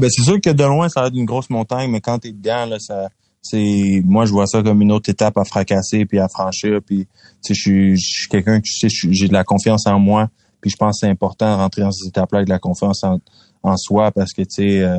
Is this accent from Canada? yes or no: yes; Quebec, Canada; moi je suis toujours content de parler de dire à tout le monde que je viens du Québec, je suis toujours fier de représenter notre province.